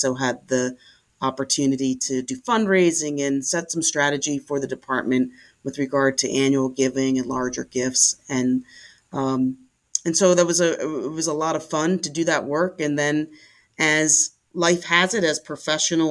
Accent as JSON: {"language": "English", "town": "Philadelphia", "region": "Pennsylvania", "country": "United States", "tie": "born or raised there", "said": "I'm a Philadelphia native. I was born in West Mount Airy and grew up in West Mount Airy"}